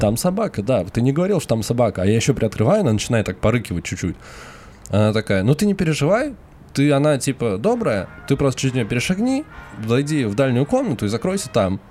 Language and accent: Russian; Moscow, Russia